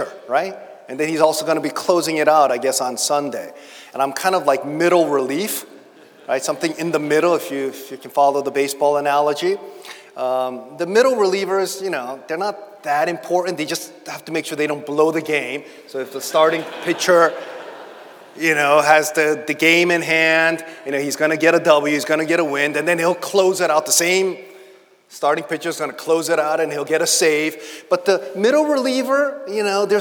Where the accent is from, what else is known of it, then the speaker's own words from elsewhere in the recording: Boston, Massachusetts, United States; also born or lived in St Andrews, Scotland; I'm from Charlestown